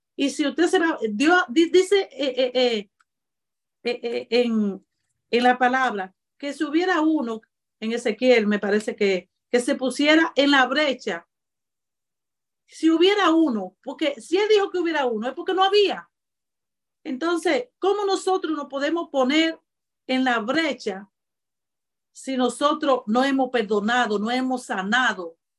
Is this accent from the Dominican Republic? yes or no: yes; Cibao, Dominican Republic; soy cibaeño y los cibaeños somos así, malos mocanos